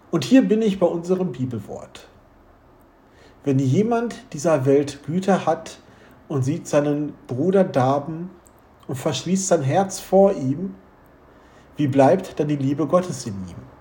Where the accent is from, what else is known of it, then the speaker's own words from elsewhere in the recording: Wuppertal, North Rhine-Westphalia, Germany; Bei uns in Wuppertal